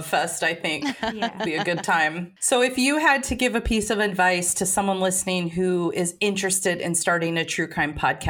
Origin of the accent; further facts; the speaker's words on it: Portland, United States; we're from Portland.